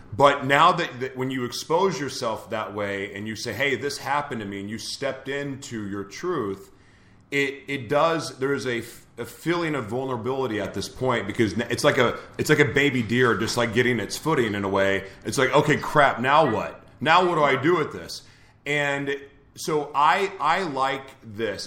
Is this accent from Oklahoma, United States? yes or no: yes; Oklahoma, United States; I'm from Oklahoma, so I kind of know that area.